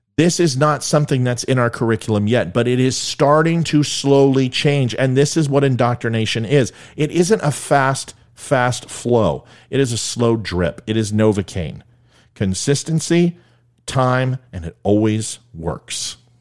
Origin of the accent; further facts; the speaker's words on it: California, United States; I'm from California